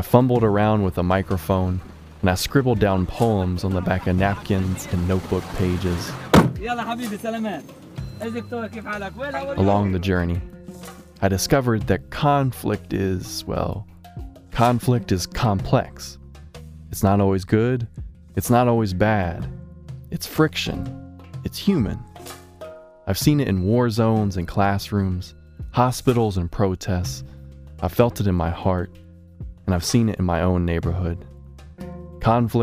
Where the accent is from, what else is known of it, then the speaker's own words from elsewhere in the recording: Chapel Hill, North Carolina, United States; I'm from Chapel Hill. I live a mile from the crime scene